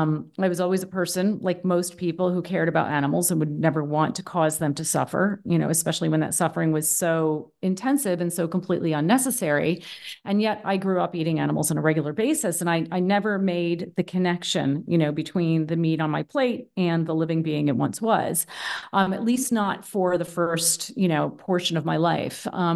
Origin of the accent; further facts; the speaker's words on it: Boston, Massachusetts, United States; now in Berlin, Germany; Where am I from? I'm American. I'm originally from the East Coast of the U.S., from Boston, actually. But I've been living in Berlin, Germany for the past 10 years, and that's where I am right now.